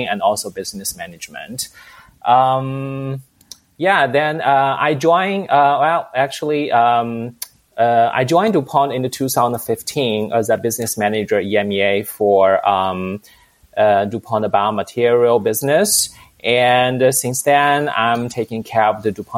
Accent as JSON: {"language": "English", "country": "China", "moved": "as an adult", "lives_now": "Europe", "said": "I'm originally from China and moved to Europe in 2003"}